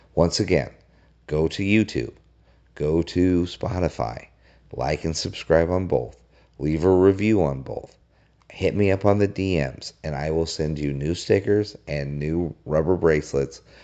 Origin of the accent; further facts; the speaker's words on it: Colorado, United States; I, I grew up in Colorado.